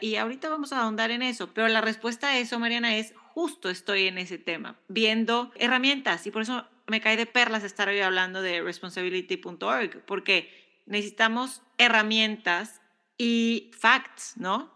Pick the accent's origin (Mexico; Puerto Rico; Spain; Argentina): Mexico; now in United States; Somos dos mexicanas curiosas, emprendedoras y mamás viviendo en Estados Unidos